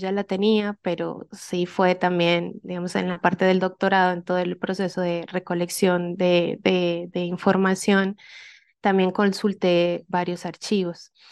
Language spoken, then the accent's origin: Spanish; Colombia; pensémonos que yo soy colombiana, pero hice el, el doctorado en México y mis evaluadores eran de diferentes partes de Latinoamérica.